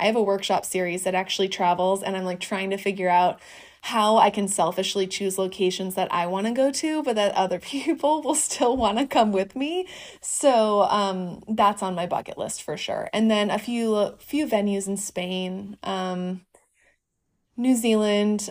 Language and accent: English; Northeast Wisconsin, United States; also born or lived in Vermont; now in Los Angeles, United States; I'm from a small town in Northeast Wisconsin